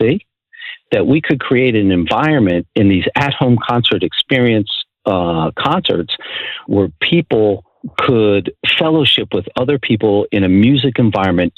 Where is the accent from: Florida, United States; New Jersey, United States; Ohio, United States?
New Jersey, United States; moved away; I'm originally from New Jersey, so sometimes I mumble my words